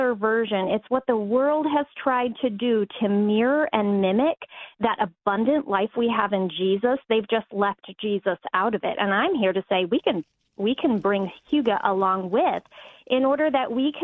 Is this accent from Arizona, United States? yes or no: yes; Phoenix, Arizona, United States; moved away as an adult; now in Minnesota, United States; I'm from Phoenix.